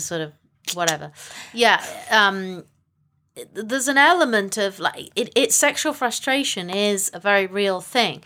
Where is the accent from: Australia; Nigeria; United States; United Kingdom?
United Kingdom; England; I am from England.